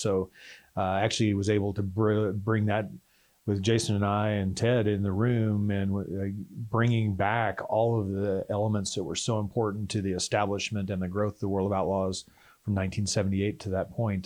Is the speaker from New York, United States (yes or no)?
no; Texas, United States; growing up in Texas